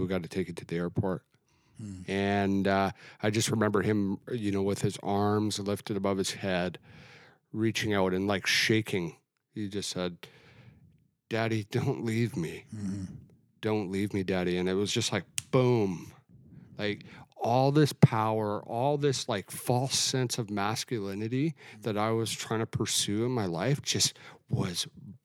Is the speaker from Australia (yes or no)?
no; Alberta, Canada; moved away; I grew up in Alberta.